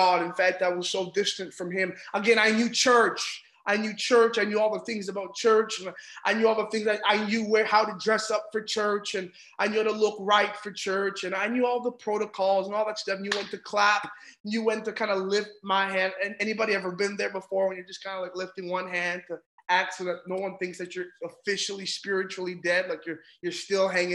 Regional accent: Ontario, Canada; I'm from Ontario in Canada.

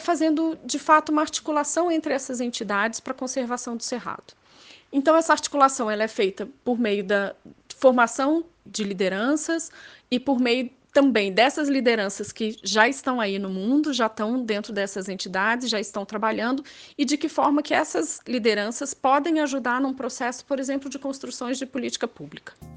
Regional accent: Minas Gerais, Brazil; eu nasci em Minas Gerais.

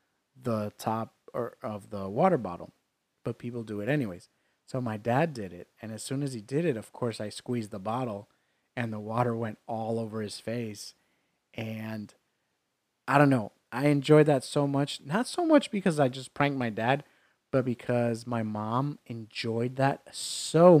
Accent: New York, United States; When I was in high school, in growing up in New York

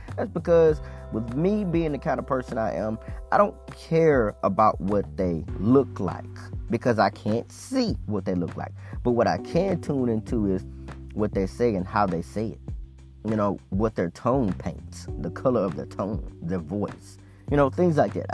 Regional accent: Mississippi, United States; I was born in Mississippi

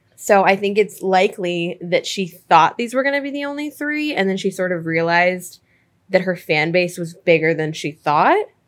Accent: United States; as an American

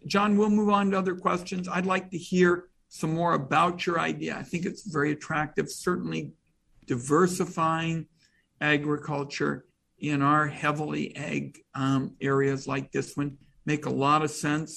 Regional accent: Portland, Oregon, United States; I'm from Portland.

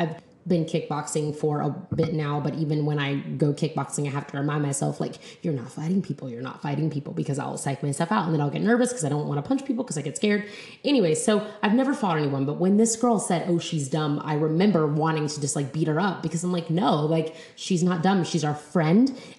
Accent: United States; So we just call ourselves like Black or Brown American people

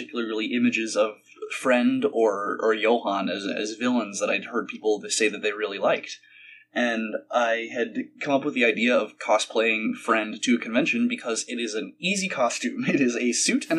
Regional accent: Midwest, United States; I'm from the Midwest

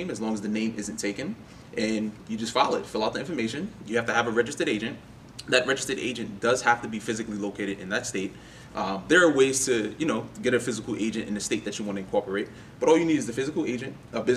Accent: New York City, New York, United States; Born and raised in Brooklyn, New York

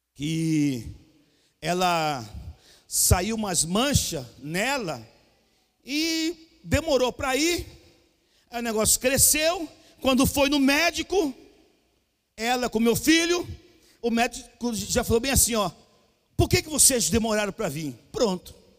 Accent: Cuiabá, Mato Grosso, Brazil; eu sou cuiabano

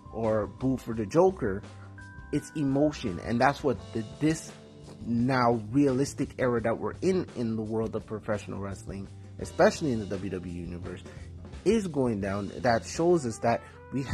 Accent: Toronto, Ontario, Canada; my hometown Toronto

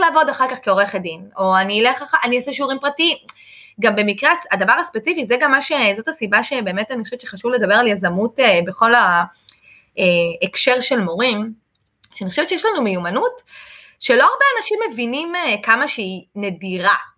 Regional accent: Israel; אני מישראל

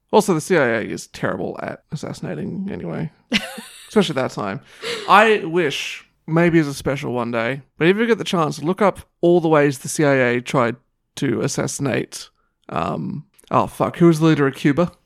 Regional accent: Australia; I'm Australian

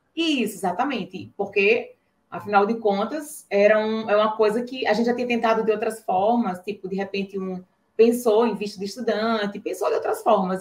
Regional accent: Natal, Rio Grande do Norte, Brazil; sou aqui de Natal, Rio Grande do Norte

